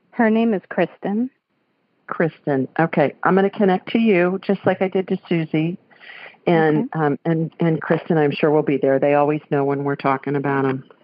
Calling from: Lakeland, Florida, United States; I'm calling from Lakeland, Florida.

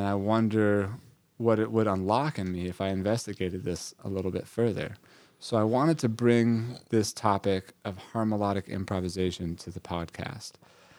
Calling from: Brooklyn, New York, United States; I'm joining you from Brooklyn, New York.

